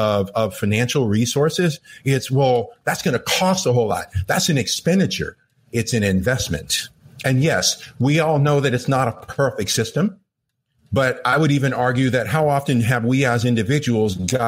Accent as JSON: {"language": "English", "town": "Los Angeles", "region": "California", "country": "United States", "tie": "born or raised there", "first_language": "English", "said": "I grew up in Los Angeles"}